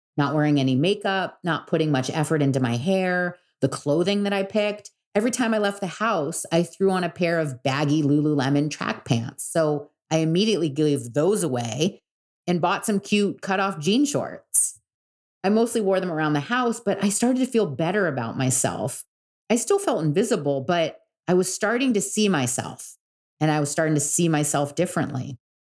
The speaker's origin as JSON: {"language": "English", "town": "Newport Beach", "region": "California", "country": "United States", "tie": "born or raised there", "said": "I was born and raised in Newport Beach"}